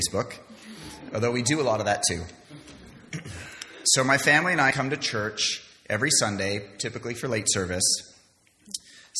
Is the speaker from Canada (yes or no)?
yes; Canada; moved away; also born or lived in London; I was born and raised in Canada, didn't go to a church at all when I was a child